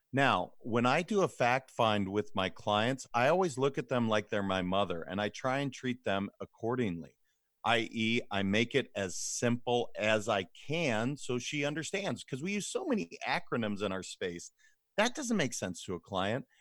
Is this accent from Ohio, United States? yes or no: no; Montana, United States; moved away as an adult; now in California, United States; I'm originally from Montana. I ended up moving to California post-graduation of college.